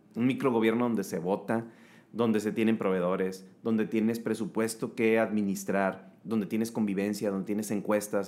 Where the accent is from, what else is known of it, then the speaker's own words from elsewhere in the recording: Nayarit, Mexico; now in Monterrey, Mexico; soy de Nayarit, pero adoptado regio, con familia regia, ya tengo aquí este, huercos, entonces ya soy regio, regio.